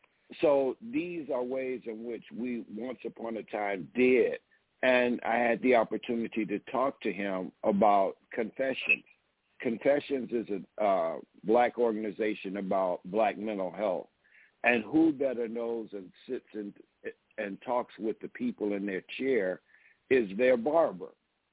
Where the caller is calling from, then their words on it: DeKalb, Illinois, United States; I'm calling you from DeKalb, Illinois.